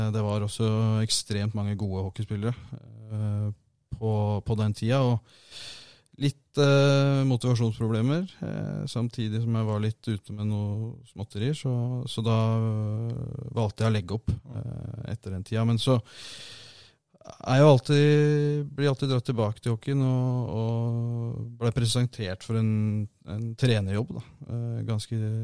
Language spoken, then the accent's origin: Norwegian; Asker, Akershus, Norway; moved away as an adult; also born or lived in Kongsvinger; now in Halden, Norway; Jeg er uh, født og oppvokst i Asker